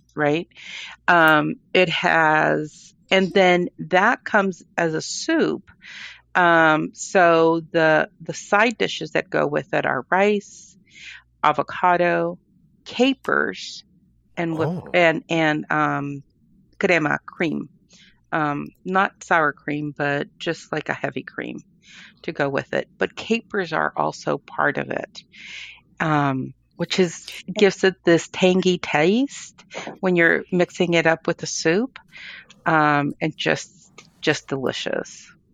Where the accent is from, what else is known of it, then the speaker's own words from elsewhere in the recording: Colombia; also born or lived in United States; now in California, United States; I was born in Colombia. I lived part of my um, high school and college there, I came to the States, went back and forth